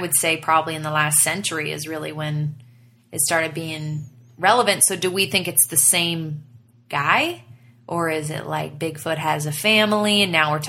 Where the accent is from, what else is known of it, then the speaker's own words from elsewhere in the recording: the South, United States; accent: southern; Yeah, I got my southern accent turned up right now.